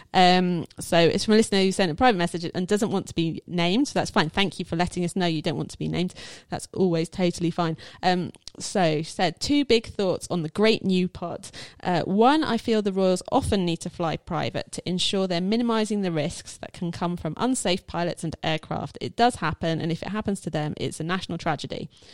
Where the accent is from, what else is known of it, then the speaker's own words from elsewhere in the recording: United Kingdom; as a British person